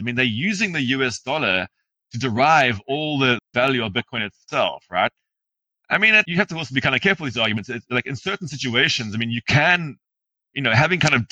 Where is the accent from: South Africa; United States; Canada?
South Africa; also born or lived in Zimbabwe; my family's from Zimbabwe. I grew up in South Africa, but I've spent a lot of time in Zimbabwe